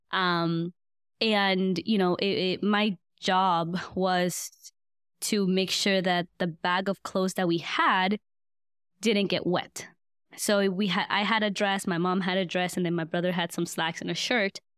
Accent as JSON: {"language": "English", "region": "East Coast", "country": "Guatemala", "tie": "born there", "said": "I just remember going to the capital city of Guatemala because I was born on the East Coast."}